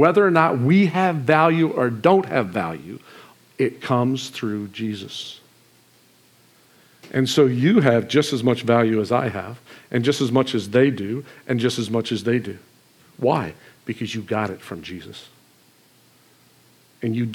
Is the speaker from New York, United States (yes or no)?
no; Marcellus, Michigan, United States; Marcellus, Michigan